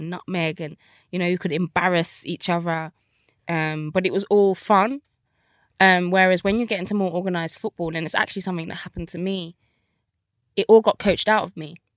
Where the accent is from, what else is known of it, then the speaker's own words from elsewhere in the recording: Birmingham, West Midlands, United Kingdom; I grew up in Birmingham, council estate